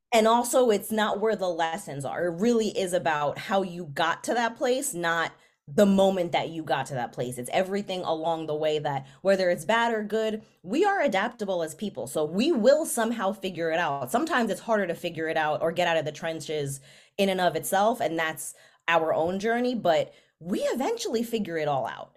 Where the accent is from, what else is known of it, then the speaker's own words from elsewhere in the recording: New York City, New York, United States; where I grew up, I am from the Bronx